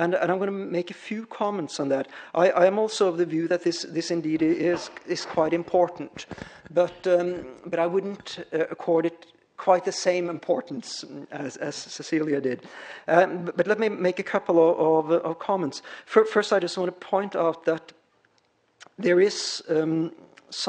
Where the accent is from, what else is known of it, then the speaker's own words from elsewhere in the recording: Norway; moved away; the culture where I come from, I'm Norwegian, so I grew up way up in Scandinavia